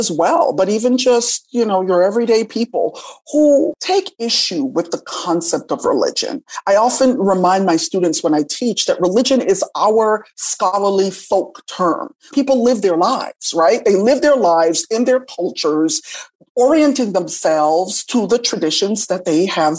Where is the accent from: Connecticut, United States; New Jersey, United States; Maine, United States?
Connecticut, United States; Hartford; also born or lived in Jamaica; I grew up in the Northeast in Hartford, Connecticut, and I attended Catholic schools from the age of 6 to the age of 18.